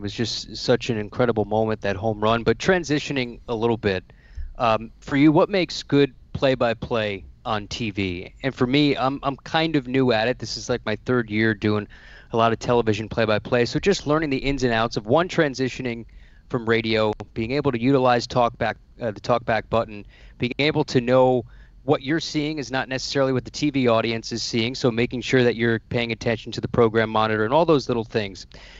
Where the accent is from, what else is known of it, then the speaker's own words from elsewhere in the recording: New Jersey, United States; I grew up in New Jersey